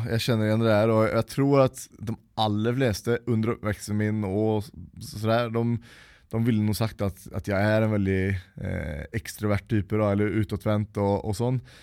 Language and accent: Norwegian; Uddevalla, Västra Götaland, Sweden; moved away; jeg ble født uh, i Uddevalla, da, eh, som er den svenske byen som jeg kommer fra